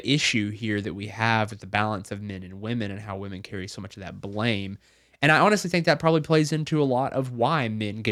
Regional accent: Arkansas, United States; grew up here in Arkansas

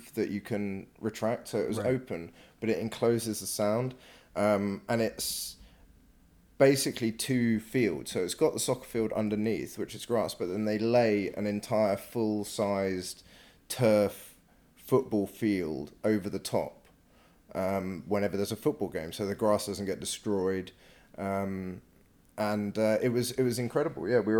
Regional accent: United Kingdom; We're British.

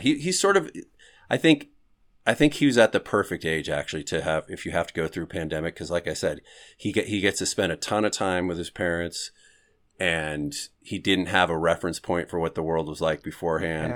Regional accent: Northern California, United States; also born or lived in New York; now in Los Angeles, United States; I grew up in Northern California

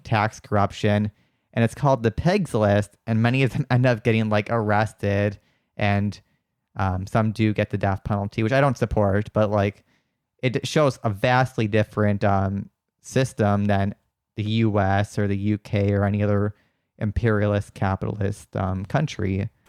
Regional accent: Wisconsin, United States; moved away as an adult; also born or lived in San Francisco Bay Area; now in San Francisco, United States; Wisconsin, which is where I'm from

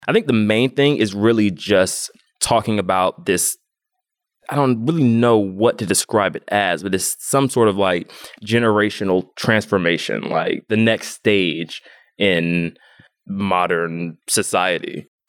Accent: Atlanta, Georgia, United States; I'm from Atlanta, Georgia, born and raised, where I'm also based now

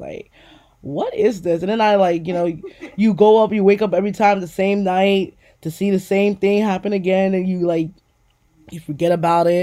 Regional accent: New York City, New York, United States; I used to live in Queens, New York. I grew up on Guybrua in New York

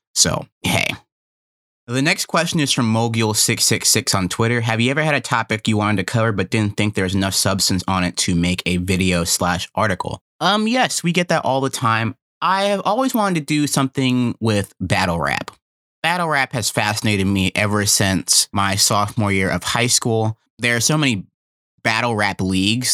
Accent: North Carolina, United States; growing up in North Carolina

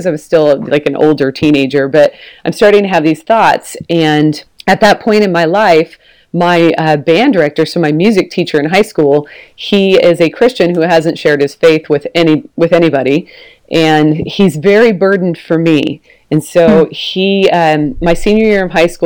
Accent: Portland, Oregon, United States; moved away as an adult; also born or lived in Texas; we've moved back to where I'm from. So I'm from Portland, Oregon

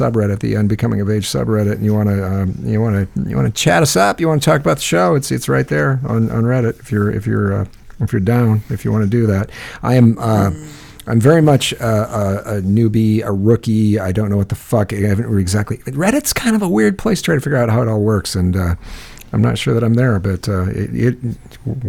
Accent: Northwest Iowa near Sioux City, United States; I grew up in Northwest Iowa near Sioux City, Iowa

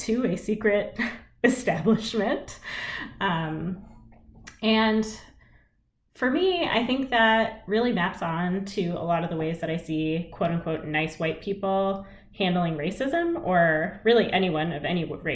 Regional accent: United States; as an Indian American person

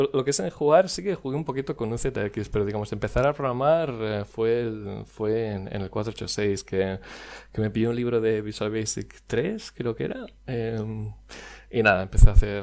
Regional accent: Barcelona, Catalonia, Spain; moved away as an adult; also born or lived in Dublin, Ireland / Wexford, Ireland; nacido en Barcelona, Em, en un pueblecito llamado San Vicente Eh, y bueno, estuve viviendo. En, de hecho, en los últimos años he estado cambiando casi de ciudad eh, prácticamente cada dos años, pero, pero originario, originario de, Barcelona

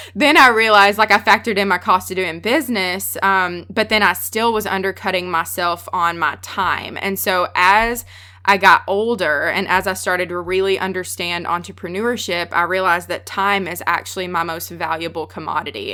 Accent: the South, United States; accent: Southern; I'm from the South. I have a really strong accent

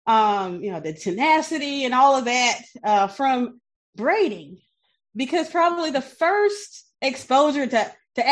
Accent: Benton Harbor, Michigan, United States; moved away as an adult; now in South Bend, United States; I grew up in Benton Harbor, Michigan. It's Southwest Michigan, little small Rust Belt town, about 9,000 people.

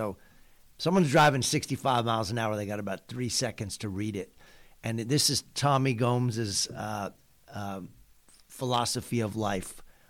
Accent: East Coast, United States; now in San Diego, United States; I grew up on the East Coast, so we'd have snow days.

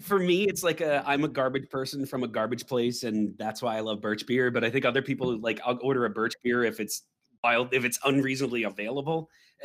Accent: Mid-Atlantic, United States; I grew up in the Mid-Atlantic, Baltimore, D.C., Philadelphia, that whole area.

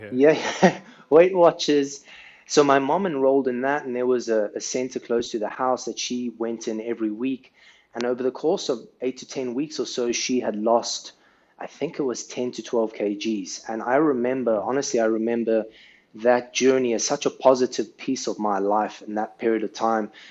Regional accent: South Africa; now in Saudi Arabia; where I grew up in South Africa

